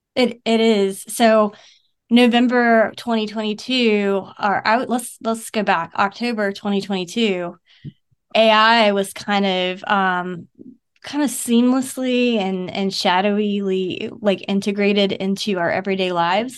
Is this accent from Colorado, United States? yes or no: no; Savannah, Georgia, United States; moved away as an adult; I'm from Savannah, Georgia. And I grew up there up until, uh, two thousand sixteen.